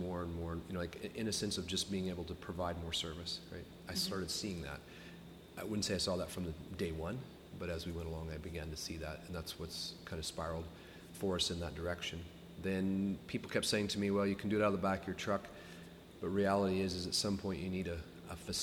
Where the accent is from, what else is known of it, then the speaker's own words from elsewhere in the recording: Iowa, United States; moved away as an adult; now in Canada; when you're from Iowa